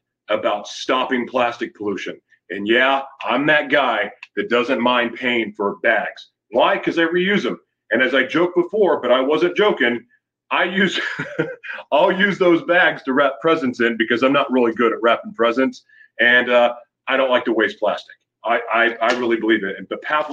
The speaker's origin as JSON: {"language": "English", "country": "United States", "said": "I am from the United States"}